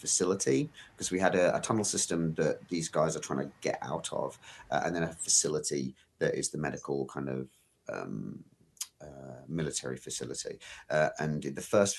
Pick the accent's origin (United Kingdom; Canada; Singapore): United Kingdom; I'm British.